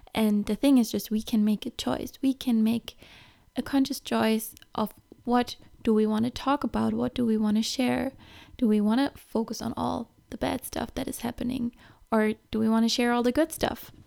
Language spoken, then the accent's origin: English; Germany; moved away; I'm from Germany